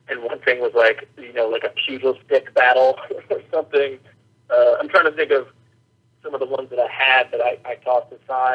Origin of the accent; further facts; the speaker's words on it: Minnesota, United States; moved away as an adult; also born or lived in Colorado; now in Los Angeles, United States; I grew up in Minnesota, and I went to college in Colorado. I've been living in L.A. for quite some time now